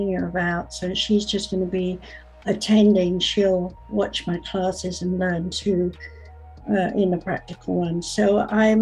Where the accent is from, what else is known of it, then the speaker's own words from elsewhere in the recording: United States; also born or lived in England; I'm an American